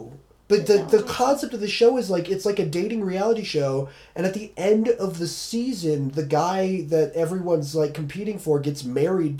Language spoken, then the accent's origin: English; Colorado, United States; moved away; we grew up in Colorado